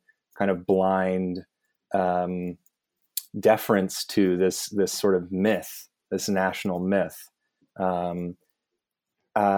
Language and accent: English; United States; as an American